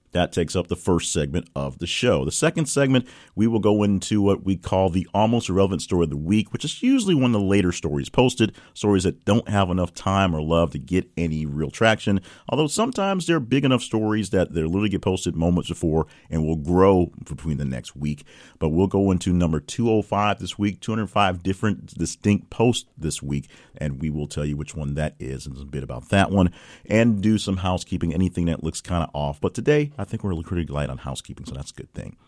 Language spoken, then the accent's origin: English; Little Rock, Arkansas, United States; my hometown here in Little Rock, Arkansas